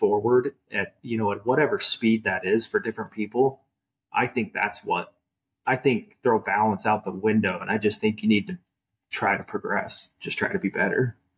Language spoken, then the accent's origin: English; Utah, United States; I grew up watching the Jazz growing up in Utah, right?